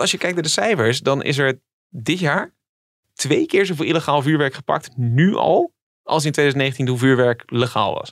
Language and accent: Dutch; Netherlands; we komen uit Nederland